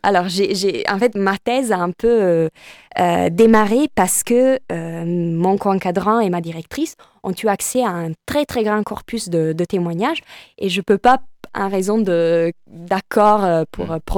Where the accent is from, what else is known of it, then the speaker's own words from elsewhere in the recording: Italy; French is a second language; now in France; je suis italienne